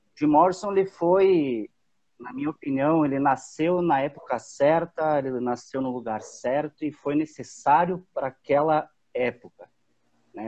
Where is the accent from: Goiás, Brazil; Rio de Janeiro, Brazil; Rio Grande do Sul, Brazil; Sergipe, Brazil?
Rio Grande do Sul, Brazil; Antônio Prado; sou de Antônio Prado, Rio Grande do Sul